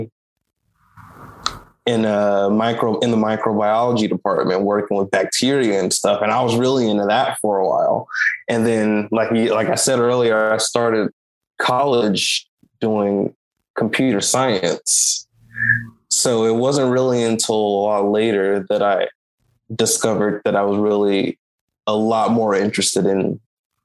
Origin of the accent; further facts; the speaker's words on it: Jackson, Mississippi, United States; also born or lived in New York; I grew up in Jackson, Mississippi, pretty much my whole life. I don't think I was technically born here, but all of my schooling was done here